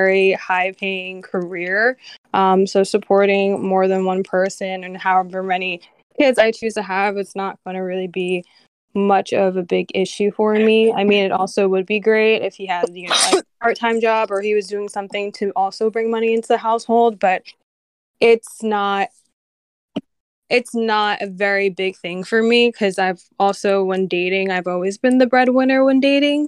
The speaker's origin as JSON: {"language": "English", "region": "New Jersey", "country": "United States", "said": "I am from New Jersey"}